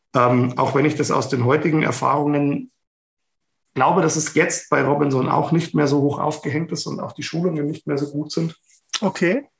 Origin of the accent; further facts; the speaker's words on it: Ingolstadt, Bavaria, Germany; ich komme aus Ingolstadt